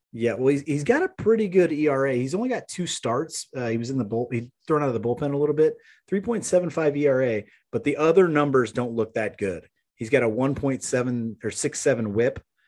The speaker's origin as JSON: {"language": "English", "town": "Maryville", "region": "Missouri", "country": "United States", "tie": "born or raised there", "moved": "yes", "said": "it was fantastic to get back to Maryville. Um, Yeah, that, that's my hometown"}